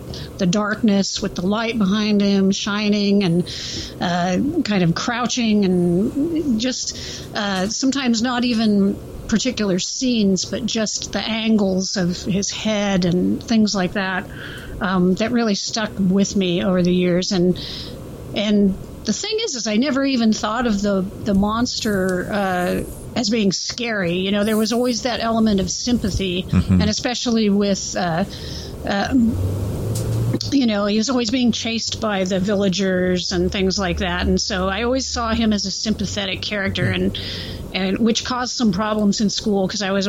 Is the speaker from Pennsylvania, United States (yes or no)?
no; Central Coast, California, United States; I grew up in the Central Coast region of California, close to Los Angeles